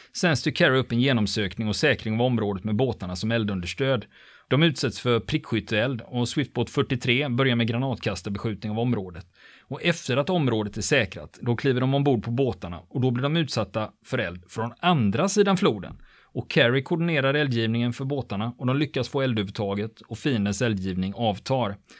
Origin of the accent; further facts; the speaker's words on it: Sweden; vi svenskar